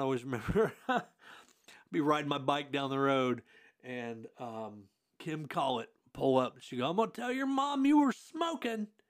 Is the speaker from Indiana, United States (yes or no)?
yes; Hartford City, Indiana, United States; I grew up in Hartford City, Indiana